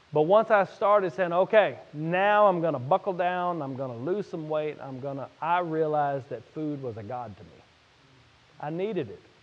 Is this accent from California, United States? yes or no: no; Louisiana, United States; I'm from Louisiana